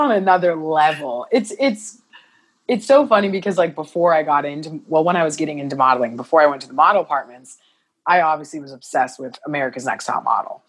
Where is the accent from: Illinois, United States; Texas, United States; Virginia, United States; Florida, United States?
Illinois, United States; Carbondale; moved away as an adult; also born or lived in Columbia, Missouri; now in Los Angeles, United States; I moved to Carbondale, Illinois, mm-hmm. it was a small town southern illinois but great like hometown great place to grow up